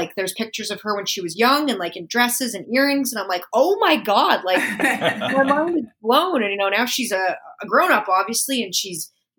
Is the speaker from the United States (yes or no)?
yes; Florida, United States; also born or lived in Calgary / England; I was born in Calgary and then I moved to Florida at a young age. And then I lived in Florida for a long, long time